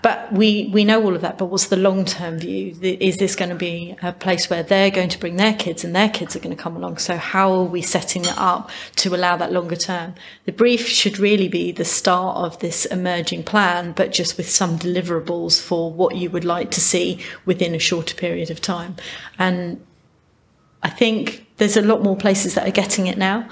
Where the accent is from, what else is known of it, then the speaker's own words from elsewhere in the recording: United Kingdom; we're very British